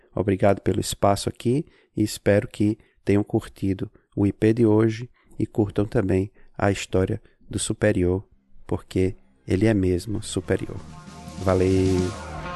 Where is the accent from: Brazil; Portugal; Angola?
Brazil; Natal, Rio Grande do Norte; also born or lived in Salem, Massachusetts, United States; now in Massachusetts, United States; Eu sou de Natal, mas eu moro aqui em Massachusetts, nos Estados Unidos